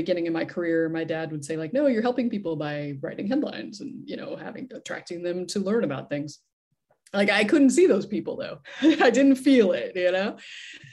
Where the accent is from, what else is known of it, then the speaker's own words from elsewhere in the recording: Idaho, United States; now in San Diego, United States; I grew up in Idaho